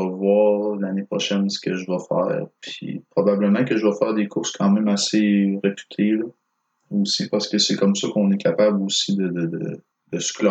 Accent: Quebec, Canada; Non, tu ah, diras pas que je suis natif du Saguenay, je suis natif du lac Saint-Jean.

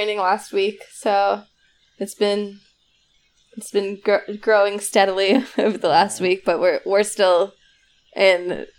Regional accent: Philadelphia, Pennsylvania, United States

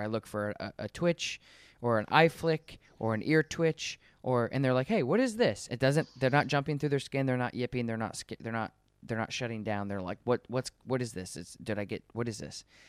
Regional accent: Colorado, United States; moved away; I'm from Col- I was born in Colorado

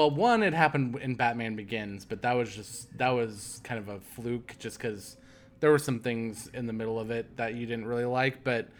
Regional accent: Midwest, United States; cornfields were always kind of terrifying to me, even though I grew up in the Midwest.

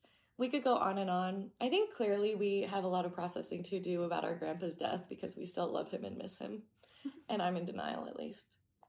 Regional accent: Oregon, United States; I used to be fine with snakes, like garden snakes, like growing up in Oregon.

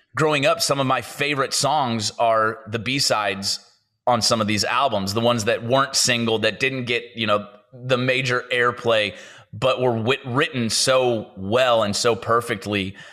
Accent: St. Louis, Missouri, United States; moved away as an adult; now in Nashville, United States; I grew up in St. Louis, Missouri

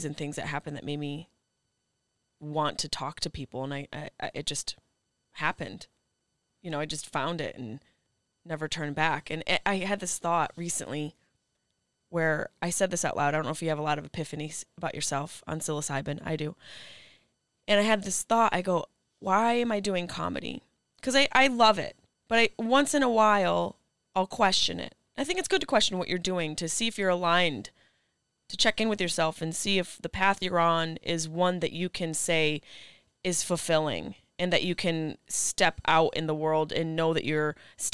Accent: Syracuse, New York, United States; moved away as an adult; also born or lived in Boston, Massachusetts; I grew up in Syracuse, New York.

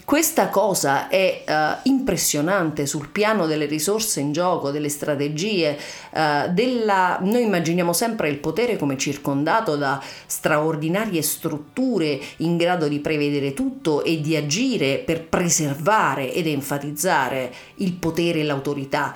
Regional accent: Ciociaria, Lazio, Italy; now in Berlin, Germany; io sono Ciociara

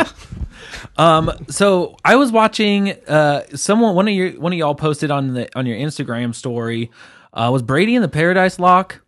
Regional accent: England, United Kingdom; I'm the English one. I'm English

